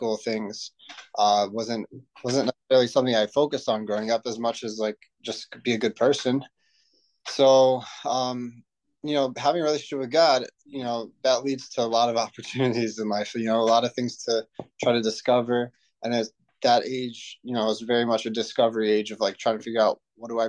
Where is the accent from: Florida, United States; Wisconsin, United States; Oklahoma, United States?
Florida, United States; Cooper City; I grew up in South Florida, Cooper City.